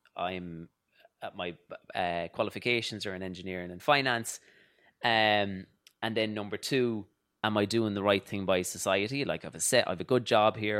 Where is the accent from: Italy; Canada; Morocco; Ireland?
Ireland; Louisburgh, Connacht; moved away as an adult; now in New York, United States; I grew up in Louisbourg in Mayo, and it's a small village